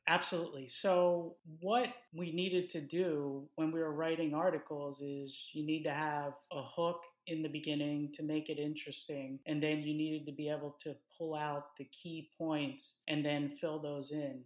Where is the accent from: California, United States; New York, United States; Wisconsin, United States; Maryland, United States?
Maryland, United States; Baltimore; moved away as an adult; I'm actually from Baltimore, Maryland